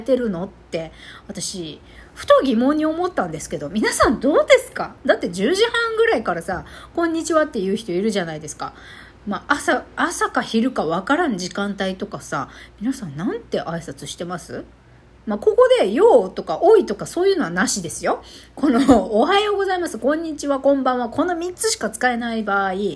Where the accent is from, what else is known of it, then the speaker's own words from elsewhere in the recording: Japan; first language Japanese; now in Okinawa, Japan; 私たち日本人はですね日本語を母国語とする民族人たち